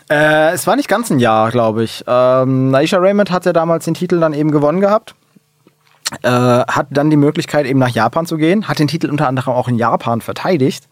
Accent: Hesse, Germany; Ich bin froh, Hesse zu sein

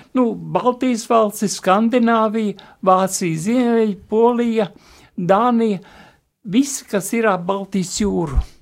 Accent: Tukums, Latvia; man bija kādi pieci gadi, mēs toreiz vecākiem dzīvojam Tukumā

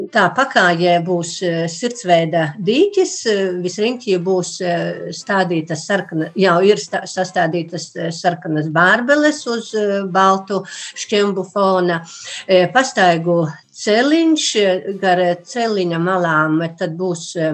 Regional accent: Līksna, Augšdaugava Municipality, Latvia; es esmu kristīta Līksnes baznīcā

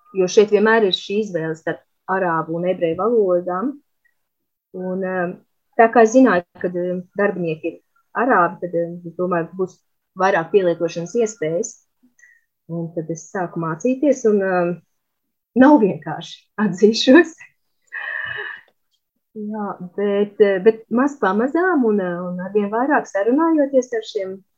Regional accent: Olaine, Olaine Municipality, Latvia; moved away as an adult; also born or lived in Riga; now in Jerusalem, Israel; es nāku no Olainas, kur es pavadīju lielu daļu savas dzīves

